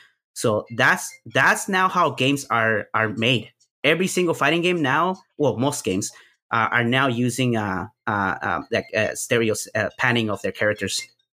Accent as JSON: {"language": "English", "town": "Houston", "region": "Texas", "country": "United States", "said": "there happened to be a local scene here in, because I'm from Houston, Texas."}